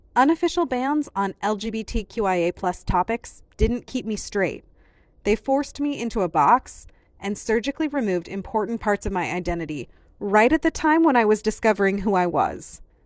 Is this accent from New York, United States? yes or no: no; Iowa, United States; I grew up in Iowa